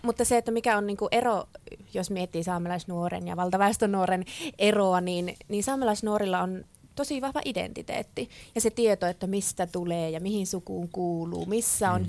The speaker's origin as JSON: {"language": "Finnish", "town": "Ivalo", "region": "Lapland", "country": "Finland", "said": "minä olen Ivalosta kotoisin"}